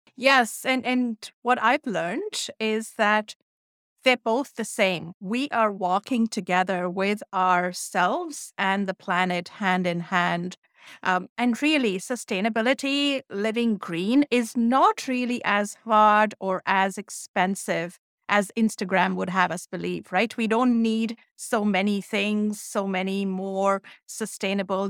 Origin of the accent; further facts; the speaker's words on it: India; moved away; That's how I was raised in India